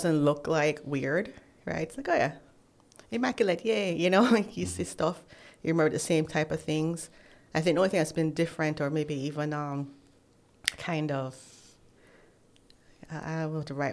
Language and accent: English; Jamaica; moved away as an adult; now in United States; I'm home. I'm so happy to be home